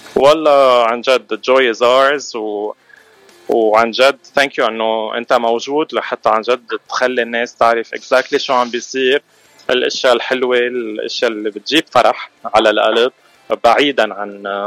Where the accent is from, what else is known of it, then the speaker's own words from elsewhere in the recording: Mashghara, Beqaa, Lebanon; moved away as an adult; now in Los Angeles, United States; نحن اكيد من لبنان من مشغره